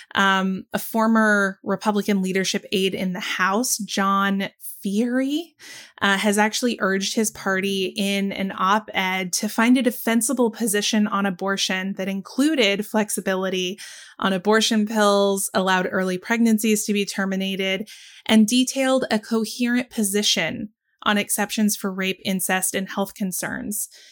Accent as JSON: {"language": "English", "region": "the South", "country": "United States", "said": "I'm a Southerner"}